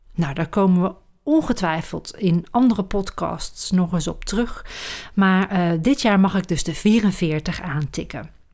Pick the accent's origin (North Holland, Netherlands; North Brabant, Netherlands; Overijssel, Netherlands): North Brabant, Netherlands; Roosendaal; moved away as an adult; also born or lived in Amsterdam; now in Huizen, Netherlands; Opgegroeid in het Brabantse Roosendaal